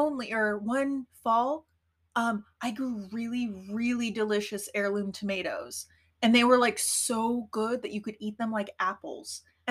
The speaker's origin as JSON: {"language": "English", "region": "Colorado", "country": "United States", "tie": "born or raised there", "also_born_or_lived": "Portland", "moved": "as an adult", "said": "I grew up in Colorado in the 90s."}